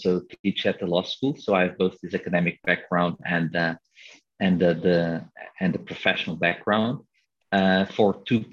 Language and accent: English; Lisbon, Portugal; I grew up on a neighborhood, well, almost like all neighborhoods in Lisbon, where drugs were a problem